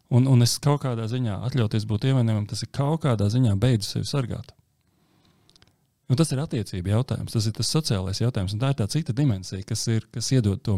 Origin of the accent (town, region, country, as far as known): Latvia